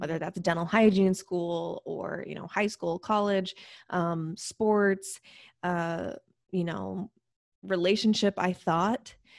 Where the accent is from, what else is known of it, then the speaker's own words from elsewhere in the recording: Spokane, Washington, United States; also born or lived in Seattle; I'm from Spokane, but I was living in Seattle